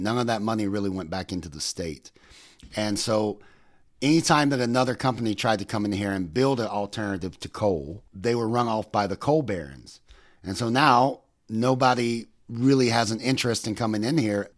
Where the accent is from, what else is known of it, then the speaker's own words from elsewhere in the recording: West Virginia, United States; where my life began and where our life is right now. And that's my home state of West Virginia.